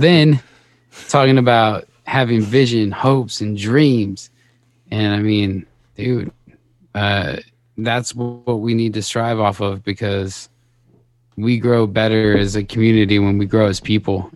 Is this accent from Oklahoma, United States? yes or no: no; Las Vegas, Nevada, United States; I grew up in Las Vegas